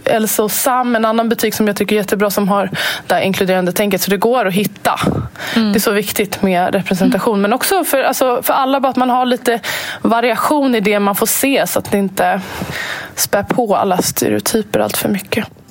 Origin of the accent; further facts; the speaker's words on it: Sweden; jag är född och uppvuxen här i Sverige